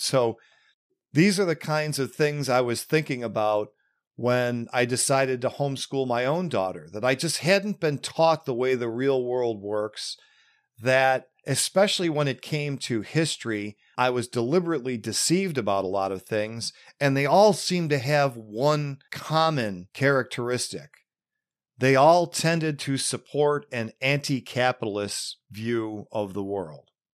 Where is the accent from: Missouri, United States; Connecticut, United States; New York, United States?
New York, United States; Western; growing up in Western New York